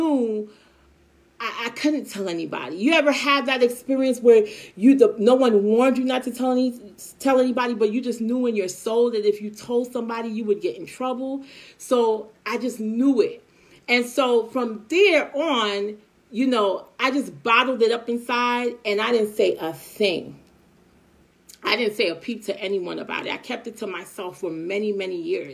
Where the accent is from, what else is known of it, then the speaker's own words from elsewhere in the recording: New York City, New York, United States; also born or lived in Long Island; we lived in Brooklyn at the time, and then we moved from Brooklyn to Long Island around my teenage years. It was high school. 14 years old